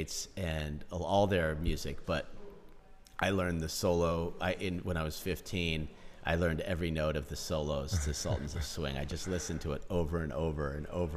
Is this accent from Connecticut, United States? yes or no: no; Philadelphia, Pennsylvania, United States; I grew up on the east coast of the United States in Philadelphia, which is a big... I was not in Philadelphia. I was in the suburbs of Philadelphia